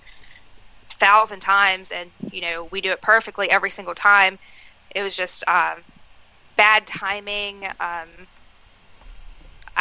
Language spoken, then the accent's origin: English; Moorefield, West Virginia, United States; I was actually wrestling in my hometown of Moorefield, West Virginia